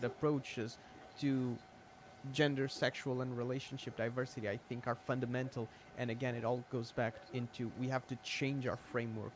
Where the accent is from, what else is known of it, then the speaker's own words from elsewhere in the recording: Portugal; I'm Portuguese